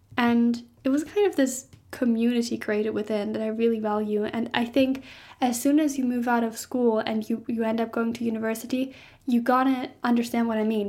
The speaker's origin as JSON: {"language": "English", "country": "Germany", "said": "I'm from Germany"}